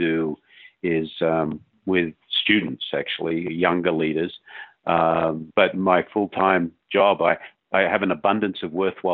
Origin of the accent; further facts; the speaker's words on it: Australia; moved away as an adult; growing up in Australia